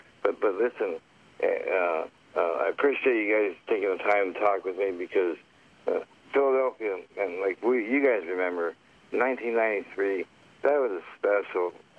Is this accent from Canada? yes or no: yes; Canada; Yeah, I'm actually Canadian.